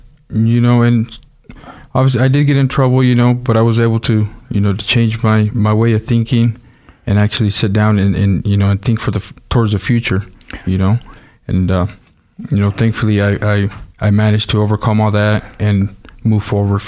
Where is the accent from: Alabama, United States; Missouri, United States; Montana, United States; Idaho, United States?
Idaho, United States; Nampa; also born or lived in Los Angeles, California / Caldwell, Idaho; My parents moved up here when I was still small. We lived in Caldwell and Nampa. So I guess I was born in California, raised here all my life. And I've lived here for, you know, the past 30 years, I suppose.